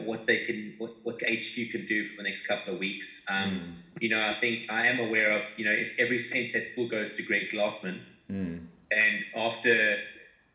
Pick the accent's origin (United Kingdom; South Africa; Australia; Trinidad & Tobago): South Africa; we come from South Africa